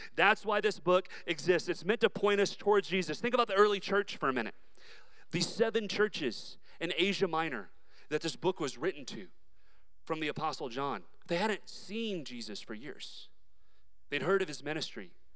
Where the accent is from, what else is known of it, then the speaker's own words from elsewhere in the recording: Dallas, Texas, United States; I was raised in Dallas, Texas